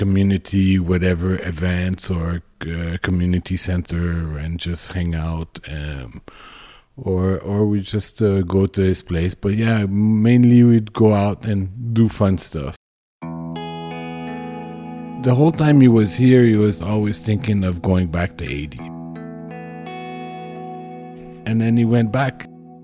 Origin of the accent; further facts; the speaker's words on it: Montreal, Quebec, Canada; I grew up in the Myland. It's a multicultural neighborhood in Montreal